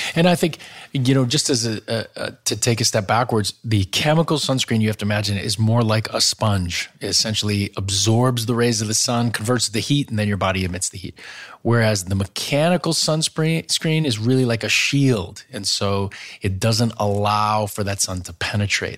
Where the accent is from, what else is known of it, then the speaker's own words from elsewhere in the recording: Wisconsin, United States; I grew up in Wisconsin